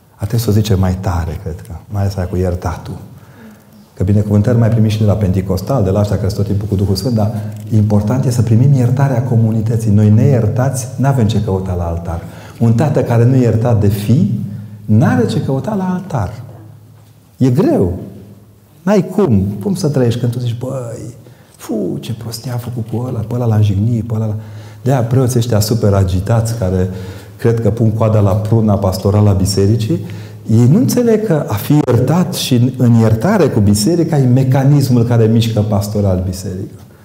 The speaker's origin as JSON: {"language": "Romanian", "region": "Transylvania", "country": "Romania", "said": "eu vin din Ardeal"}